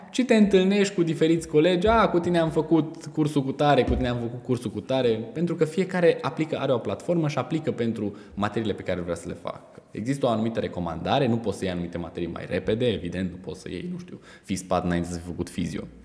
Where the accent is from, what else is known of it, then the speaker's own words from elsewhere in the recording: Romania; ca și români